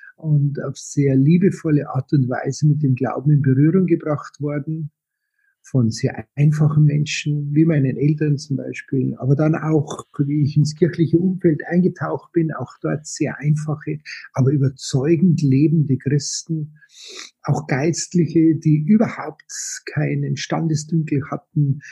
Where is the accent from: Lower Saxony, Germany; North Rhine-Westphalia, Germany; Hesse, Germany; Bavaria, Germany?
Bavaria, Germany; Munich; Ich bin äh, gebürtig aus München, geboren 1960